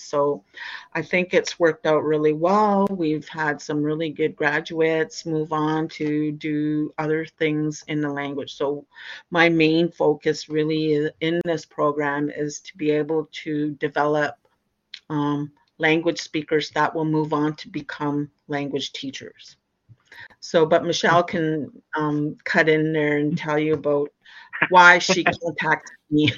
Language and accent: English; Christian Island, Ontario, Canada; I'm from Christian Island